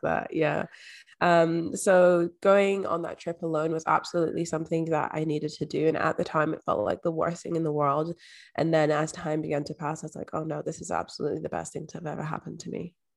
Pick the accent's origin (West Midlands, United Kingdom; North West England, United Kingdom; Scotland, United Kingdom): Scotland, United Kingdom; Edinburgh; also born or lived in London; I was actually adopted at age three and moved to, um, the borders of Scotland, moved to Edinburgh and I grew up in Scotland.